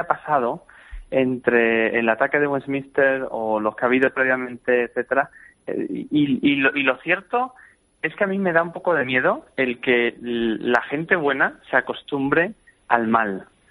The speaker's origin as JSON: {"language": "Spanish", "town": "Badajoz", "region": "Extremadura", "country": "Spain", "tie": "born or raised there", "also_born_or_lived": "Seville", "moved": "as an adult", "lives_now": "Cambridge, United Kingdom", "said": "soy de Badajoz y, y, vivo en Cambridge en realidad"}